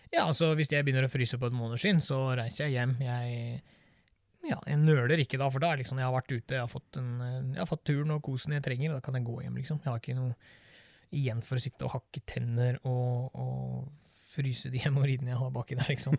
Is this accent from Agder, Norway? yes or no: yes; Birkeland, Agder, Norway; moved away; Jeg vokste opp nede på Sørlandet, en eh, liten plass som heter Birkeland